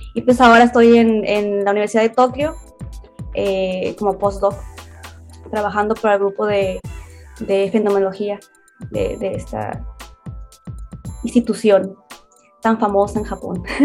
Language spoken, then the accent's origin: Spanish; Hermosillo, Sonora, Mexico; moved away as an adult; now in Tokyo, Japan; originaria de Hermosillo, Sonora